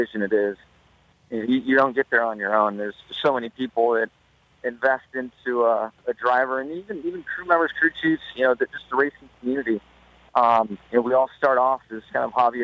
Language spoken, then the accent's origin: English; Southern California, United States; growing up in Southern California, all my heroes were motocross and off-road